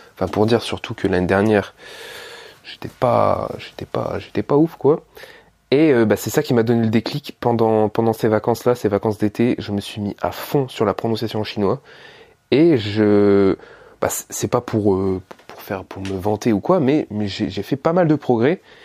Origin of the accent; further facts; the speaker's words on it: France; je suis français, je vis avec des Français